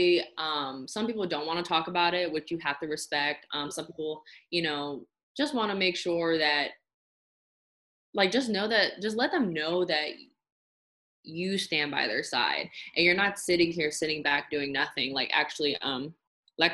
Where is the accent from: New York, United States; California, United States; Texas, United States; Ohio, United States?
California, United States; moved away; I'm originally from California